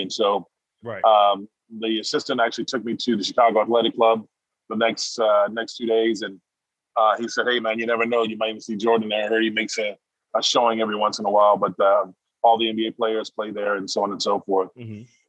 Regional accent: Heidelberg, Baden-Württemberg, Germany; also born or lived in Jackson, Mississippi; Well, so I was born in Jackson, Mississippi, and I was raised partially in Heidelberg, Germany.

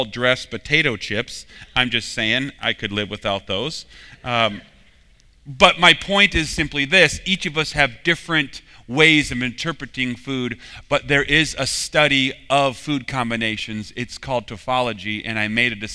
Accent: Minnesota, United States; I'm from Minnesota

